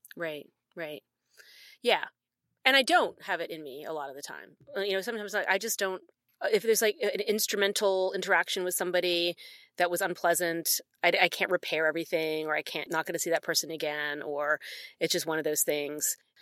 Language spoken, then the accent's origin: English; Philadelphia, Pennsylvania, United States; moved away as an adult; also born or lived in the South; now in Canada; especially being from Philadelphia